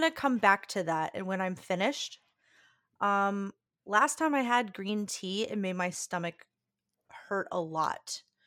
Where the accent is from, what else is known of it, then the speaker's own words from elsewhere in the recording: Louisiana, United States; moved away; my hometown got absolutely decimated by Ida